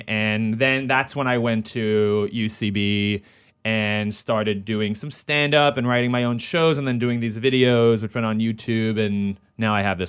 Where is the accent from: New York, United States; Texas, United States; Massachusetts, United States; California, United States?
New York, United States; New York City; I grew up in New York, and I, you know, went to high school in Manhattan, so I was really like a New York kid, I guess.